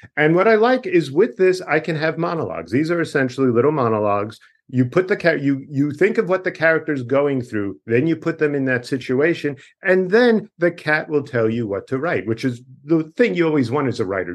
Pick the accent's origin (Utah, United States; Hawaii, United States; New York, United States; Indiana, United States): New York, United States; Dix Hills; moved away; where I am from is a town called Dix